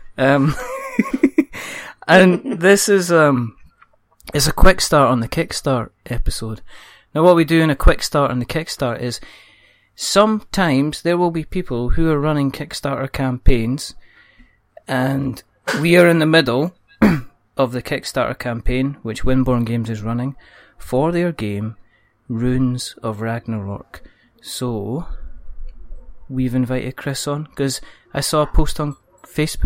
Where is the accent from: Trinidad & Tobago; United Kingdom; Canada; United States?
United Kingdom; Scotland